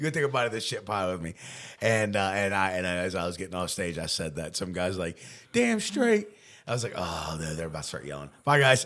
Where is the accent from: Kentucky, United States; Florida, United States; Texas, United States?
Kentucky, United States; Newport; I grew up swimming in the Ohio River.